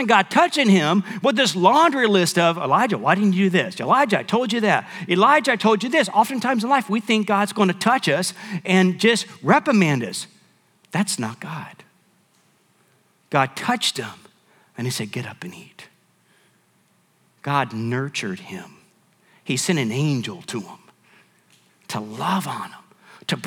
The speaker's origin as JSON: {"language": "English", "region": "Michigan", "country": "United States", "tie": "born or raised there", "moved": "yes", "lives_now": "San Antonio, United States", "said": "My dad had got out of the military. We went to Michigan where we lived"}